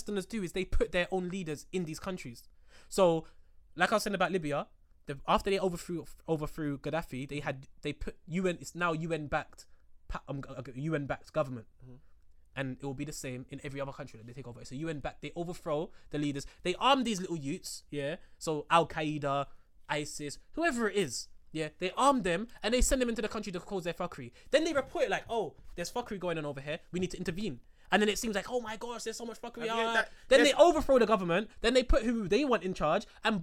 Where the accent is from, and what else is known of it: England, United Kingdom